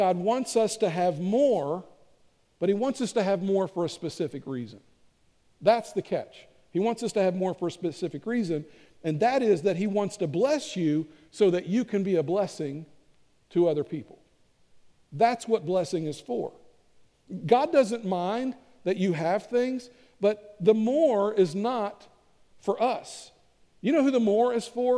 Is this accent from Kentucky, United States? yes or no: yes; Kentucky, United States; I'm from Kentucky